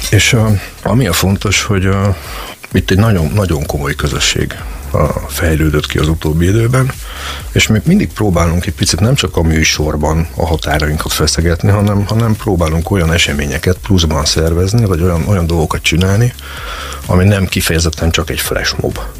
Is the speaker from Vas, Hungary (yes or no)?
no; Szeged, Csongrád-Csanád, Hungary; mi magyarok vagyunk, mi szegediek vagyunk